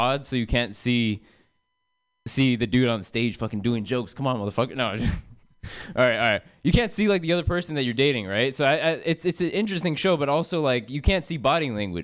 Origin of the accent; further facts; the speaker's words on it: United States; I'm American